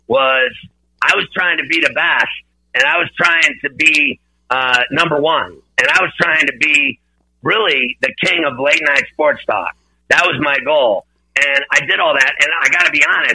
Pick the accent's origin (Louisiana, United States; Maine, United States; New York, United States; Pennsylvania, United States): Pennsylvania, United States; Pittsburgh; moved away; also born or lived in Philadelphia; growing up in Pittsburgh